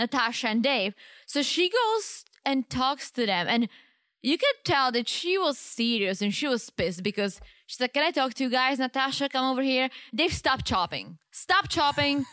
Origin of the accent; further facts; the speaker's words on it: Czechia; moved away; In my hometown